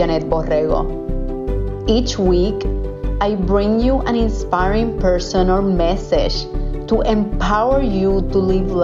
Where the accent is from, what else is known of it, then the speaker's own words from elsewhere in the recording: Puerto Rico; English is a second language; moved away as an adult; also born or lived in Texas; When I moved from Puerto Rico to Texas for my full-time job in the oil and gas industry